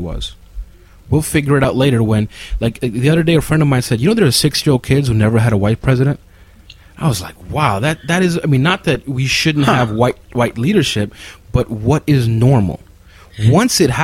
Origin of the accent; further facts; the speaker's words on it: New York City, New York, United States; I was born and raised in Queens.